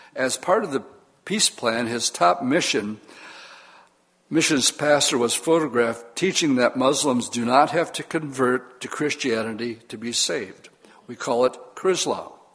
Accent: Oshkosh, Wisconsin, United States; I grew up in Oshkosh as a non believer.

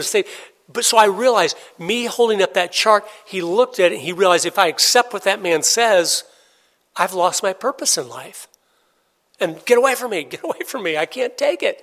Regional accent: Tampa, Florida, United States; I was born and raised in Tampa, Florida.

